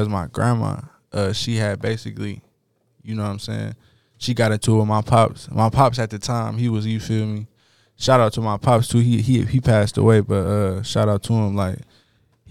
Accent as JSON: {"language": "English", "town": "Detroit", "region": "Michigan", "country": "United States", "tie": "born or raised there", "said": "I'm from Detroit"}